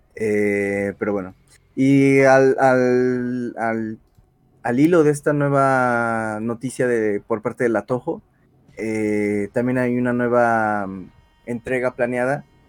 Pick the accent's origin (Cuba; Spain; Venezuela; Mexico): Mexico; fallé como mexicano